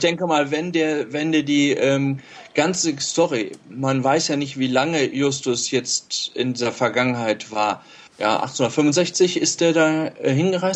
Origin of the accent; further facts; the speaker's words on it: Steinhagen, North Rhine-Westphalia, Germany; ich bin, ähm, aus Steinhagen bei Bielefeld